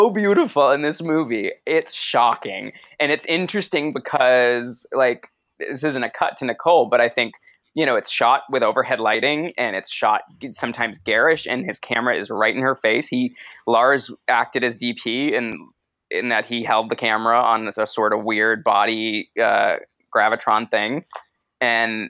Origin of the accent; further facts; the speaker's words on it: Boston, Massachusetts, United States; moved away; also born or lived in New York City / Los Angeles; I grew up in Boston and then lived in New York City and then